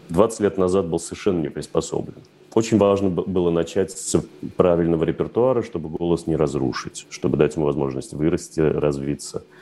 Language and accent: Russian; Moscow, Russia; потому что, когда мы росли в Москве, естественно, немецкий язык ассоциировался исключительно с фразой «Хендехох» и «Гитлер капут»